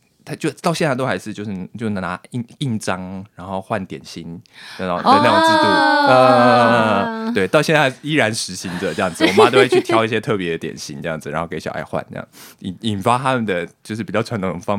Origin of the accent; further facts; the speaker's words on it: New Taipei, Taiwan; 没错，土生土长原住民。